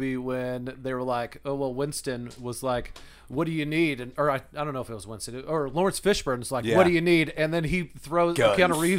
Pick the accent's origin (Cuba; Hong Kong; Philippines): Philippines; moved away; I was born in the Philippines